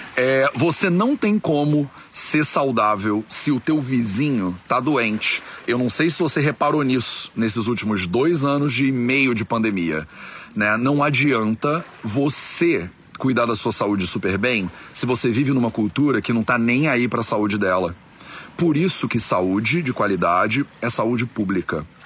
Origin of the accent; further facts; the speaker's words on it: Brazil; eu sou brasileiro